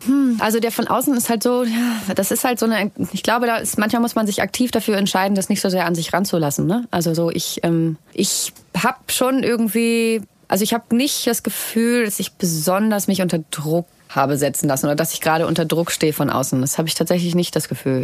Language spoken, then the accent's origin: German; Hamburg, Germany; ich komme ja aus Hamburg